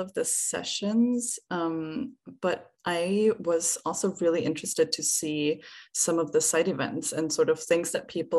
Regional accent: Austria; moved away as an adult; also born or lived in Jordan / Vienna; now in Belgium; I am originally from Austria and I relocated to Belgium in 2019 after having spent some time in Jordan.

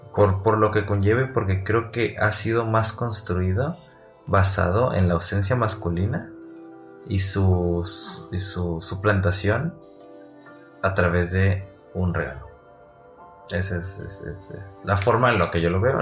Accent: Mexico; como mexicanos, que somos un poquito más cálidos

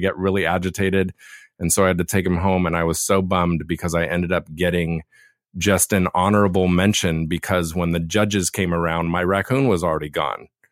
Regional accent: Laguna, California, United States; Where I was born and raised down in Laguna

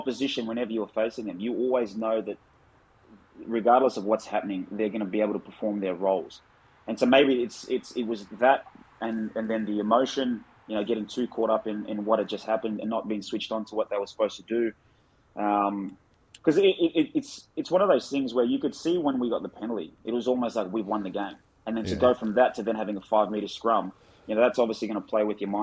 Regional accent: Australia; being an Aussie

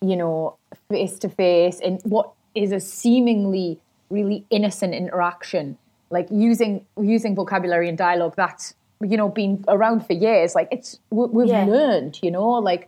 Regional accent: the north of England, United Kingdom; up north where I'm from

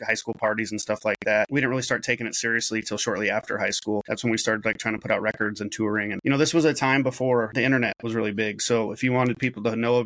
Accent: Salem, Oregon, United States; moved away; also born or lived in Portland, Oregon; I grew up in Salem, Oregon, and then Portland, Oregon

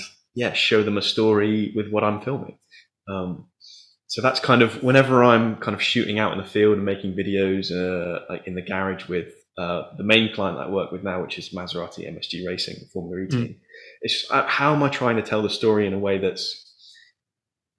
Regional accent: Taunton, South West England, United Kingdom; I'd moved back to my hometown, Taunton

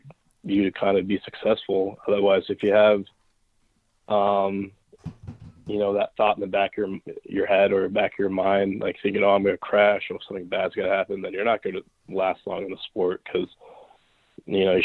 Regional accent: Newport Beach, California, United States; also born or lived in Lake Placid, New York; I'm from Newport Beach, California

